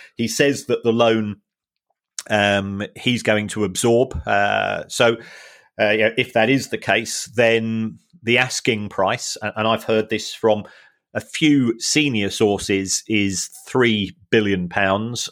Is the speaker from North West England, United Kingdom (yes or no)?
no; London, United Kingdom; I was born in London.